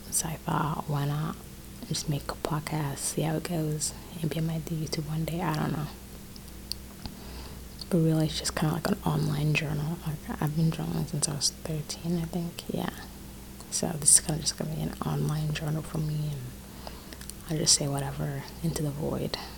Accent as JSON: {"language": "English", "country": "Rwanda", "lives_now": "North Carolina, United States", "said": "I'm first of all, I'm 17 years old. I live in North Carolina. I'm from Rwanda, Africa"}